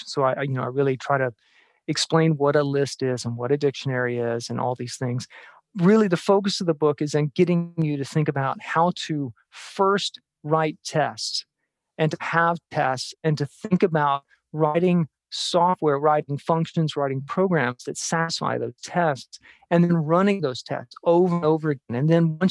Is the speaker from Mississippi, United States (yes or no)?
yes; Jackson, Mississippi, United States; moved away; also born or lived in Tucson; I'm from Jackson, Mississippi